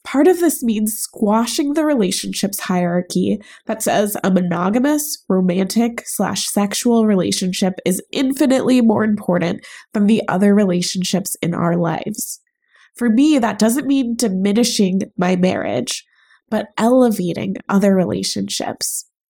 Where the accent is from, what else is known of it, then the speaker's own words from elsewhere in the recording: United States; also born or lived in Chicago; I'm born and raised in the United States of America